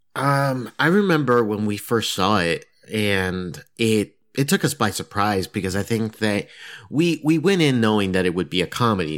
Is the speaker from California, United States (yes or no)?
no; Massachusetts, United States; moved away; I'm originally from Massachusetts